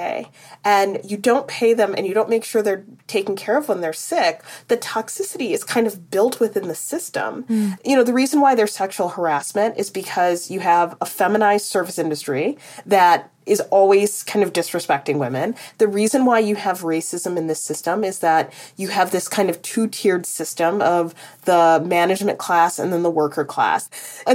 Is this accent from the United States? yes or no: yes; United States; I'm such an American